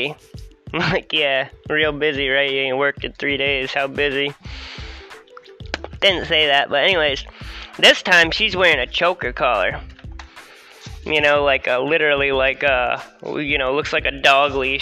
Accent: Harrisonburg, Virginia, United States; I'm from Virginia

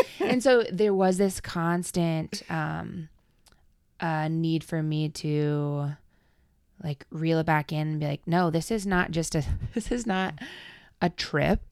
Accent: Adel, Iowa, United States; moved away as an adult; now in Quad Cities, United States; I am originally from Adel, Iowa

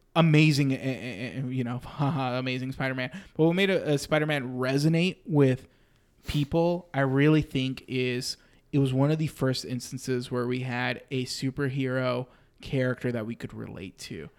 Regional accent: Austin, Texas, United States; I grew up in Austin

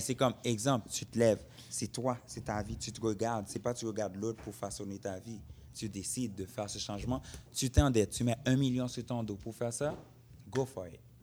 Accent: Haiti; je suis né en Haïti. Je sais ce que c'est comme être un Haïtien

